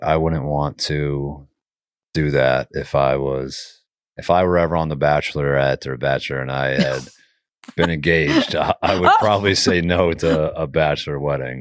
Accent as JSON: {"language": "English", "area": "Winsted", "region": "Connecticut", "country": "United States", "tie": "born or raised there", "said": "my hometown in Winslow, Connecticut"}